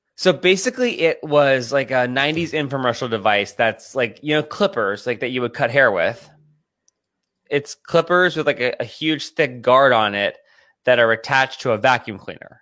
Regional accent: Pennsylvania, United States; I'm from Pennsylvania. I grew up an Eagles fan

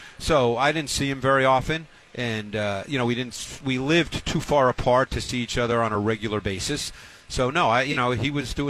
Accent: New York City, New York, United States; We actually lived in an apartment building, so we didn't have, like, a backyard and all that because I grew up in Queens in New York.

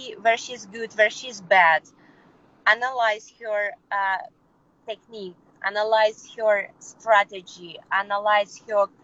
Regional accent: Kyrgyzstan; English is a second language; moved away as an adult; also born or lived in Peru; I was born in Kyrgyzstan. My mother Russian, my father Ukrainian. And I lived all my life in Kyrgyzstan

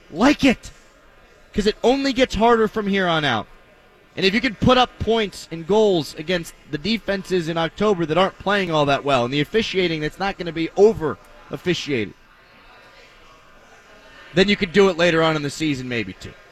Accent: Pittsburgh, Pennsylvania, United States; But I also was born and bred in Pittsburgh, baby.

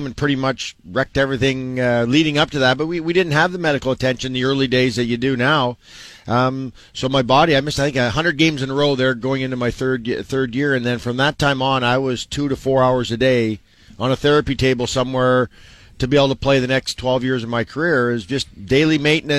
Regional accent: Saskatchewan, Canada; moved away as an adult; now in Toronto, Canada; I grew up in Saskatchewan, but I played and lived here longer than anywhere else.

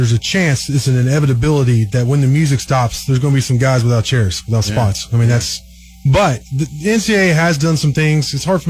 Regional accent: Dallas, Texas, United States; I'm from Dallas, so I'm a Mavericks fan.

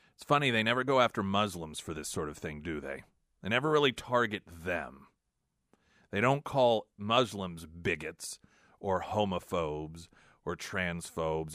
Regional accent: United States; as an American

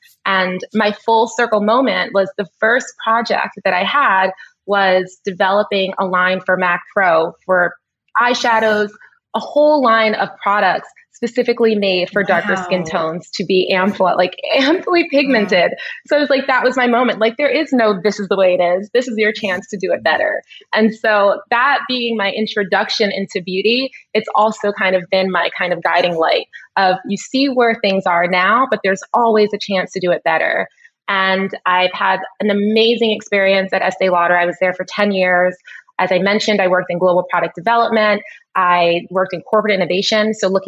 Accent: New York City, New York, United States; Born and raised in Brooklyn, New York. The daughter of Oswald Jacob, an immigrant from Trinidad. My mom is from New Jersey.

